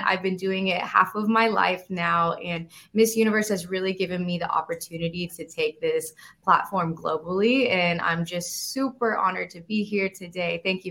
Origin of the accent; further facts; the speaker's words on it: Houston, Texas, United States; moved away as an adult; now in New York, United States; the current Miss Universe 2022. I'm from Houston, Texas. I live in New York now as I am completing my duties as Miss Universe